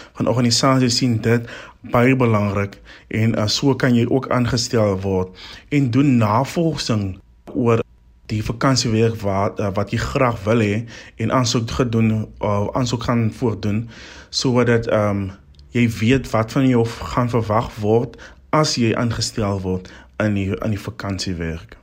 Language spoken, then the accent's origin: Afrikaans; Albertinia, Western Cape, South Africa; ek is van Albertina in die Suid-Kaap